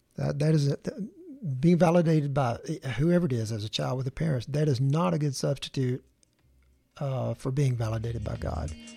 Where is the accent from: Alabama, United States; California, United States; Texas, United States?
Alabama, United States; Tuscaloosa; Tuscaloosa, my, my hometown